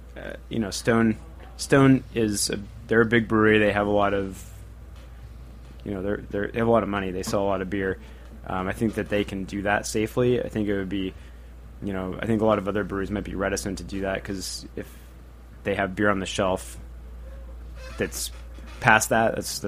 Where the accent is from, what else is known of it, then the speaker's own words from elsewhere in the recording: Northwest, United States; I'm from the Northwest originally